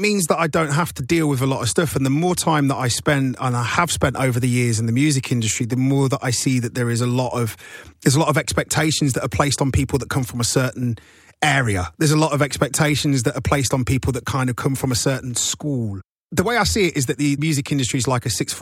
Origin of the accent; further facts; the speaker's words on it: Nottingham, East Midlands, United Kingdom; now in London, United Kingdom; I'm from Nottingham. I'm already from outside of here.